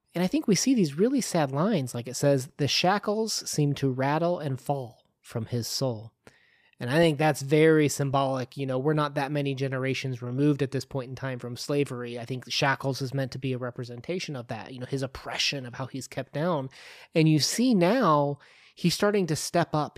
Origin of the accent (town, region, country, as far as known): United States